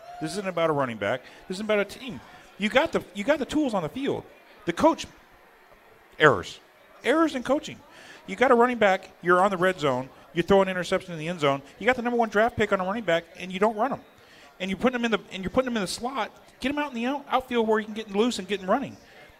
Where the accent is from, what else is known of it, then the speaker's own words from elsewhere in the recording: Austin, Texas, United States; Austin, Texas.